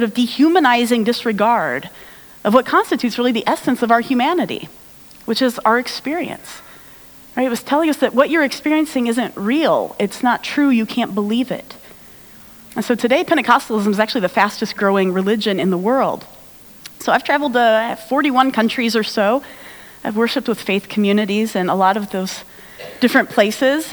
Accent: United States; I'm American

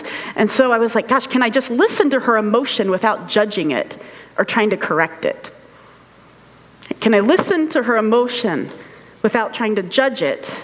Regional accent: United States; as an American, just being American

